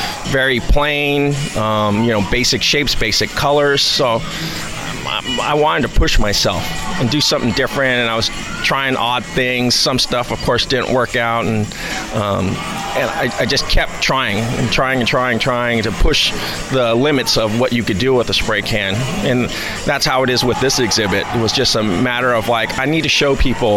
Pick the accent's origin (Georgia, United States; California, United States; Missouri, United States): California, United States; San Leandro; I grew up in San Leandro, and then where I still reside